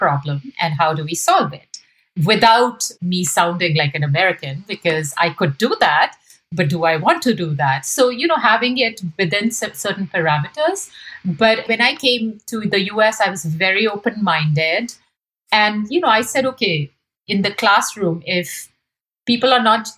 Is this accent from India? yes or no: yes; India; moved away as an adult; now in United States; my experiences growing up in India